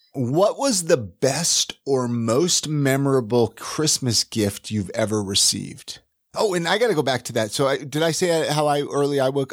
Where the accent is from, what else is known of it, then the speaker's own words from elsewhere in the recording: Ventura, California, United States; moved away; I grew up in Ventura, California, so I grew up without snow